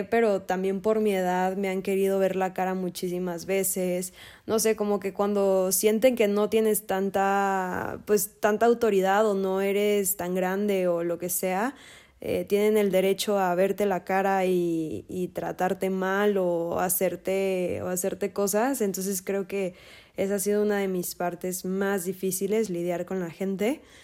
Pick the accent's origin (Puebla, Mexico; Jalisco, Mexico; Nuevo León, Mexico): Jalisco, Mexico; Guadalajara; soy de Guadalajara, Jalisco